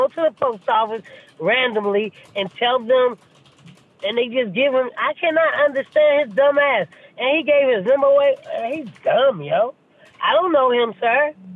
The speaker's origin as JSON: {"language": "English", "town": "St. Louis", "region": "Missouri", "country": "United States", "moved": "yes", "lives_now": "New York, United States", "said": "I'm from St. Louis"}